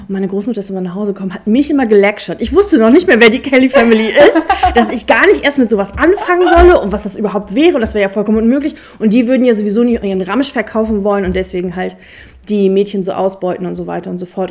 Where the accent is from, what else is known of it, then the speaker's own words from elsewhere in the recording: Braunschweig, Lower Saxony, Germany; ich komme aus Braunschweig